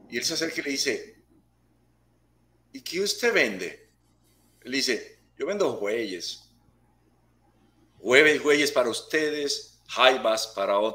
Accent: Puerto Rico; born there; Yo soy un espíritu, un ser nacido en una preciosa isla que se llama Puerto

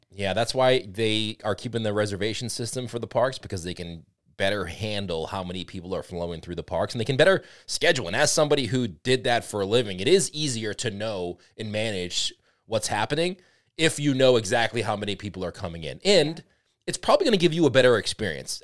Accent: New England, United States; we are from the Blizzard New England area

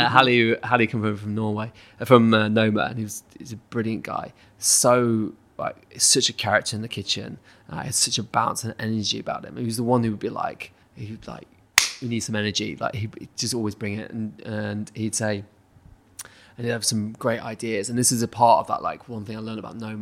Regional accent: United Kingdom; as a British person

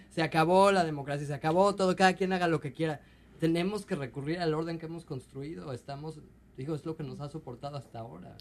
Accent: Mexico; now in Seattle, United States; en mi caso, como mexicano

